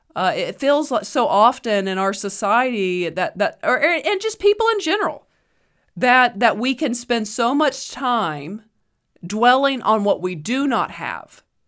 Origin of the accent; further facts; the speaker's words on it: United States; I am an American